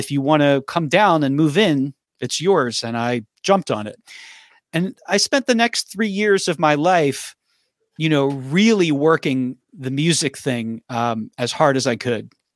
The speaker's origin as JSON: {"language": "English", "town": "Philadelphia", "region": "Pennsylvania", "country": "United States", "tie": "born or raised there", "also_born_or_lived": "Nashville", "moved": "as an adult", "said": "I grew up in Philadelphia"}